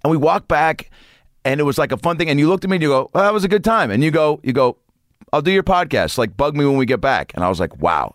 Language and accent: English; Lake Forest Park, Washington, United States; But I grew up in Lake Forest Park, which is about twenty-five minutes north of the city. Shoreline, I guess, if you really know the area.